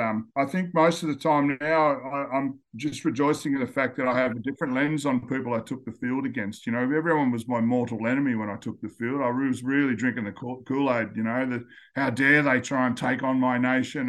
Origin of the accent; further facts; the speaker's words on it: Northern Territory, Australia; I was brought up in the Northern Territory.